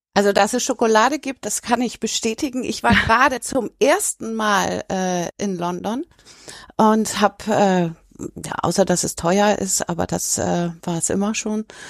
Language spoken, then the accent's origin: German; Hamburg, Germany; ich komme aus Hamburg